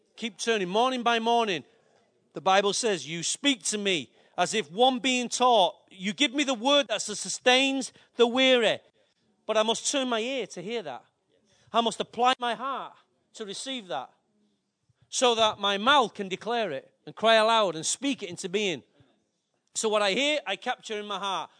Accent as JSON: {"language": "English", "town": "Manchester", "region": "North West England", "country": "United Kingdom", "tie": "born or raised there", "said": "I love my city. Why? It's my birth. It's my place of inheritance."}